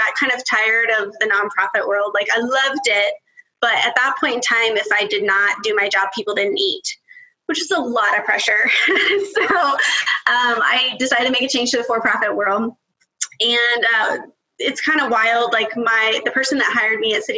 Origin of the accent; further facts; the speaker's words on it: West Texas, United States; also born or lived in Roswell, New Mexico; now in Bethany, United States; I lived in Texas, like all through West Texas